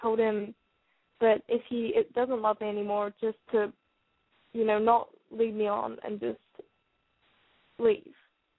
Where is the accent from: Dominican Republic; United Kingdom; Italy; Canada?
United Kingdom; now in Arkansas, United States; Oh, I'm calling from Arkansas. I'm just British.